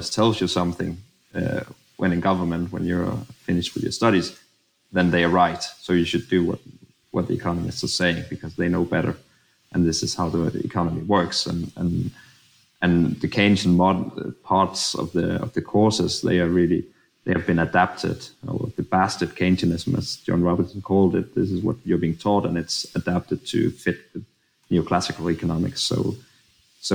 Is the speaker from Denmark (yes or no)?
yes; Denmark; we're so used to the orthodox way of thinking about public finance in Denmark